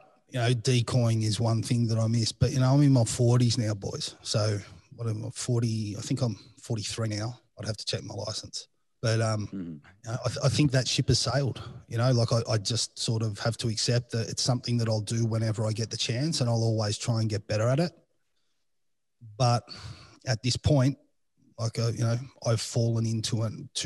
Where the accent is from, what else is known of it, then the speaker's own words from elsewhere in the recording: Australia; accent: Australian (Strine); moved away; I have all those typical Australian pronunciations